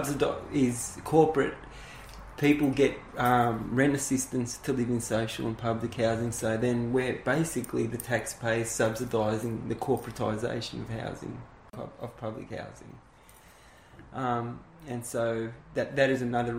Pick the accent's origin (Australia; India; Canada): Australia; Thomastown, Victoria; also born or lived in Richmond, Victoria; I was born in Richmond. As the family got bigger and they started closing down the factories, my parents moved out to Thomastown